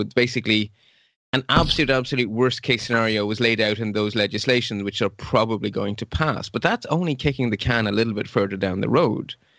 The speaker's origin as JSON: {"language": "English", "country": "Ireland", "tie": "born or raised there", "also_born_or_lived": "Belgium", "said": "I'm originally Belgian, but I grew up in Ireland from age four until, well, now. And I lived about ten miles from the border with Northern Ireland."}